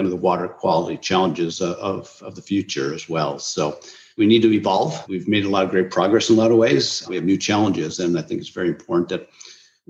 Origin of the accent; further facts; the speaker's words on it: Minnesota, United States; growing up as a child in Minnesota, land of 10,000 lakes